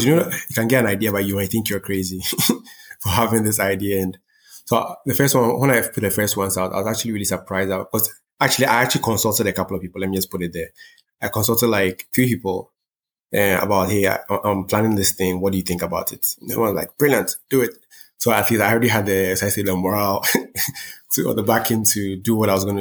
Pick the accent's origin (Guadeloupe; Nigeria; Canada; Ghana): Ghana; I was born here. I wasn't born in, let's say, one of the major art centers of the world. I was born in Ghana.